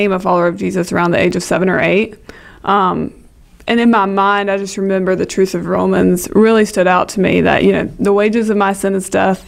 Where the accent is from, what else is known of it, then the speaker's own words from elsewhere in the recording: Kinston, North Carolina, United States; So born and bred in Kinston